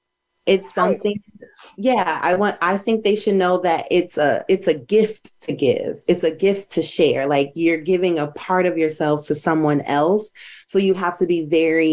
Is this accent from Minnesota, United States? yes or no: yes; Minnesota, United States; moved away as an adult; also born or lived in Charlotte, North Carolina; I'm from Minnesota, and I had just moved to Charlotte, North Carolina